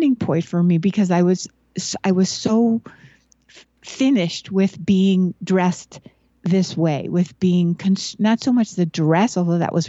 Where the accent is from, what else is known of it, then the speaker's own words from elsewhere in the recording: Buffalo, New York, United States; I grew up in Buffalo, New York, where there's a lot of snow